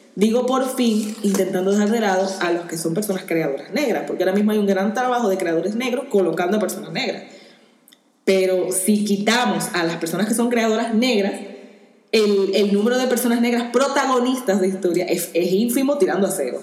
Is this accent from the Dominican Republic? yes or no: yes; Dominican Republic; moved away; yo en mi país sí soy negra